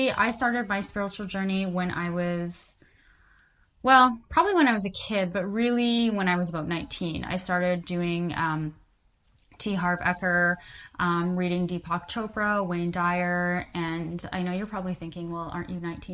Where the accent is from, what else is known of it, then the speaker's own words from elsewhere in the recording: Calgary, Alberta, Canada; now in Vancouver, Canada; I'm originally from Calgary, Alberta, Canada